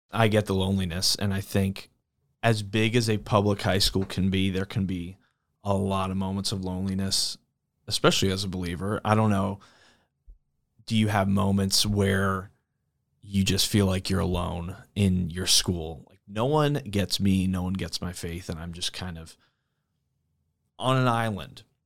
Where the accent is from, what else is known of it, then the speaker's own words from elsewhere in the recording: East Coast, United States; moved away as an adult; also born or lived in Saint Louis area; now in St. Louis, United States; I grew up on the East Coast